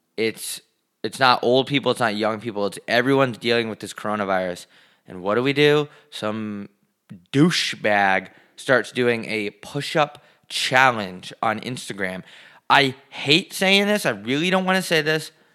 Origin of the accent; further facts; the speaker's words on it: New York, United States; I'm from New York